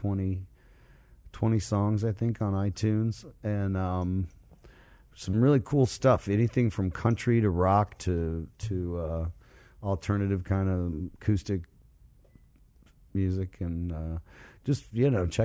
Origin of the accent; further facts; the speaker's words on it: Largo, Florida, United States; I'm playing in Largo, Woodrow Park, right down the street from where I was born and raised